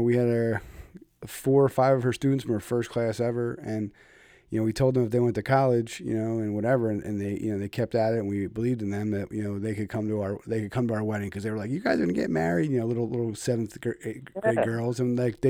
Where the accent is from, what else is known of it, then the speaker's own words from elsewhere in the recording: Philadelphia, Pennsylvania, United States; now in Connecticut, United States; I'm from Philly, but we're Pennsylvania guys